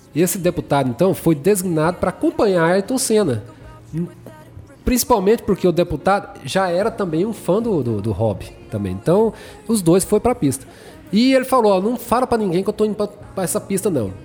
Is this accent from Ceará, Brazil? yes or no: no; Goiânia, Goiás, Brazil; now in Anápolis, Brazil; eu sou de Goiânia, então a minha família é de Goiânia